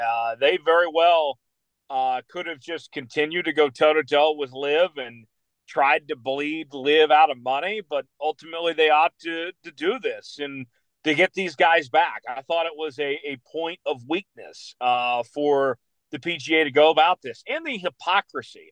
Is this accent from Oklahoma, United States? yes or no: yes; Broken Arrow, Oklahoma, United States; Cedar Ridge Country Club in my hometown there in Broken Arrow